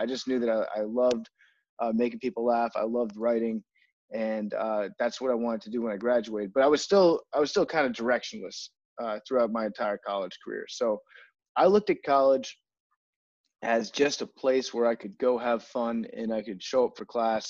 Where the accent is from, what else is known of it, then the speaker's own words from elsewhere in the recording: Fairfax County, Northern Virginia, United States; I am originally from Northern Virginia. I grew up in Fairfax County